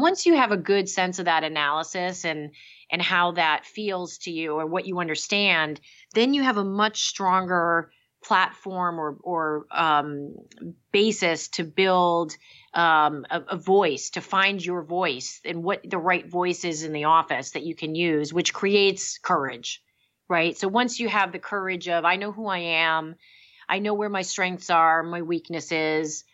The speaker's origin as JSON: {"language": "English", "region": "Massachusetts", "country": "United States", "tie": "born or raised there", "said": "I grew up in Massachusetts"}